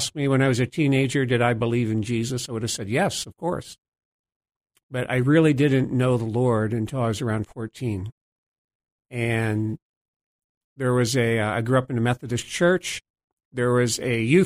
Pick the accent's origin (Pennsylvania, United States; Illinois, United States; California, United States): Pennsylvania, United States; DuBois; moved away as an adult; also born or lived in Hanover, New Hampshire; now in Boston, United States; I grew up in a small town in western Pennsylvania. It's called Dubois